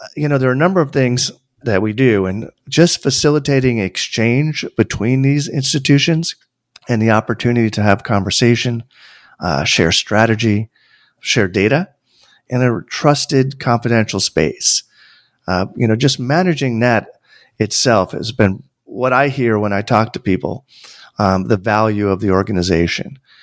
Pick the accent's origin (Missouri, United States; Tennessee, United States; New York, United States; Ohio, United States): New York, United States; Tarrytown; I grew up an hour north of New York City. for those who live in the New York area, that means, like, Westchester. I was born in Tarrytown